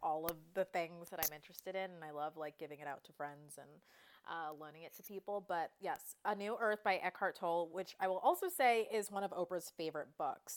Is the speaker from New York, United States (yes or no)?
yes; Westchester, New York, United States; I grew up in Westchester, so an out, hour outside the city